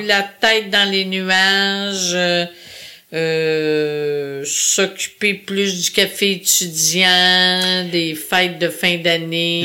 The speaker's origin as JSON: {"language": "French", "town": "Sayabec", "region": "Quebec", "country": "Canada", "tie": "born or raised there", "moved": "yes", "said": "je suis née en Gaspésie"}